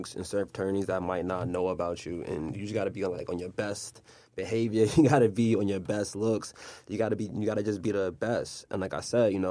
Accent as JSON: {"language": "English", "region": "New York", "country": "United States", "moved": "as an adult", "lives_now": "Philadelphia, United States", "said": "I'm from New York, you know, I'm from Douglas Project, so I came all the way out here to Philly"}